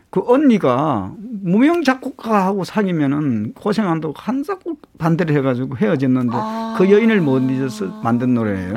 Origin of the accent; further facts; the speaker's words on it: Gyeongsang, South Korea; accent: Gyeongsang dialect; now in Seoul, South Korea; 경상도 사투리가 저도 사투리가 많은데 네. 네. 제가 지방에 있을 때는 몰랐는데 서울서 한 30년 살다 보니